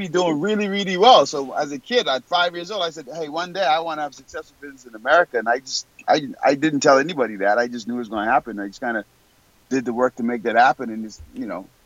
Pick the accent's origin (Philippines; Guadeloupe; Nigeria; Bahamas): Bahamas; moved away; I was born and raised in the Bahamas